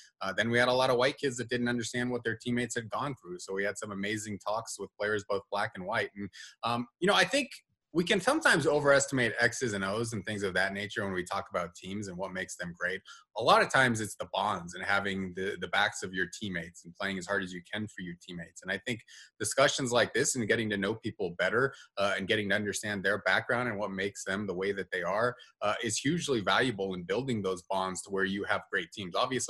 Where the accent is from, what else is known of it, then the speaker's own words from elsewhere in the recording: Carson Valley, Nevada, United States; That's not something that happened in my childhood, very obviously, growing up in the Carson Valley.